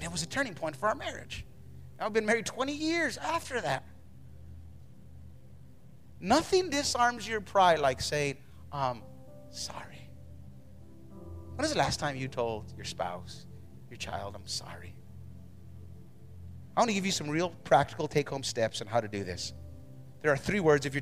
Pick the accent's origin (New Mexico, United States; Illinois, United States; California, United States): New Mexico, United States; I grew up in New Mexico in the hood